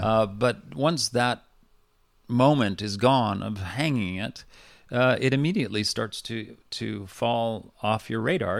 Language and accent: English; Vancouver, British Columbia, Canada; also born or lived in New Westminster; I was born and raised in Vancouver